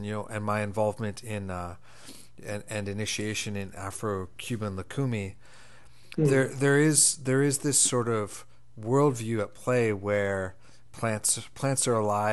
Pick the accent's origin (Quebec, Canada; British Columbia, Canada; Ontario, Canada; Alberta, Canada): Ontario, Canada; Toronto; I come from a Scottish background, even though I was born and raised in Toronto